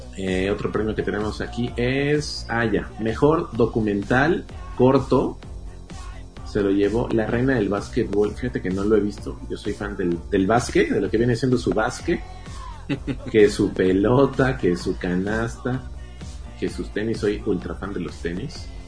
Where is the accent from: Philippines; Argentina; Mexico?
Mexico; como mexicanos